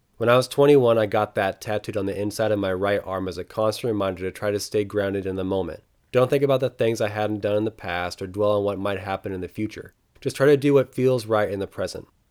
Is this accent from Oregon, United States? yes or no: yes; eastern Oregon, United States; driving tractors in the wide open wheat fields of my hometown and bailing alfalfa in the shadows of the Bulawayo Mountains in eastern Oregon